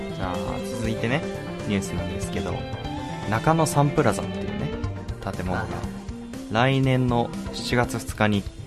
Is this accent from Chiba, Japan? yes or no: yes; Chiba, Japan; 僕の地元